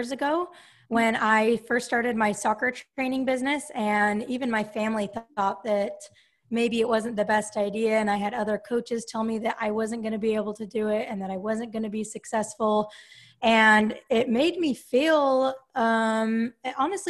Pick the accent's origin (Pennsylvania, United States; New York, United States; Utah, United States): Utah, United States; Salt Lake City; moved away as an adult; now in Sacramento, United States; I grew up in Salt Lake City, Utah, and I currently live in Sacramento, California